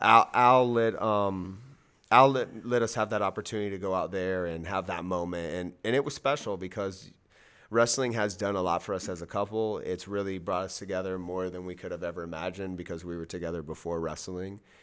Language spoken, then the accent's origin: English; Miami, Florida, United States; I am from Miami, Florida, three oh five till I die, born and raised.